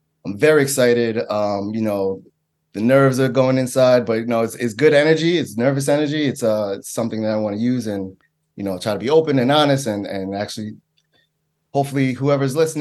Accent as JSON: {"language": "English", "town": "New York City", "region": "New York", "country": "United States", "tie": "born or raised there", "said": "I'm originally from Staten Island"}